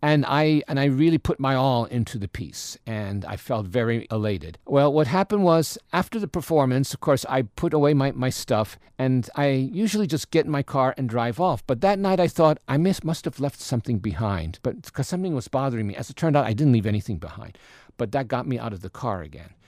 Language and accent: English; New York, United States; moved away; I grew up in New York and attended public schools there